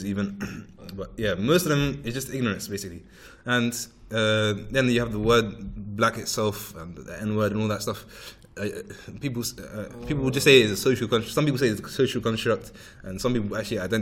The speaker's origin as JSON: {"language": "English", "region": "London", "country": "United Kingdom", "tie": "born or raised there", "said": "London is my home because I grew up here and that will never change"}